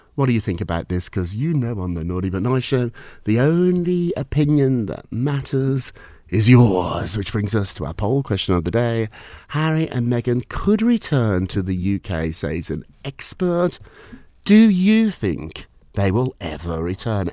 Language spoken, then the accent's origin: English; United Kingdom; moved away as an adult; now in New York, United States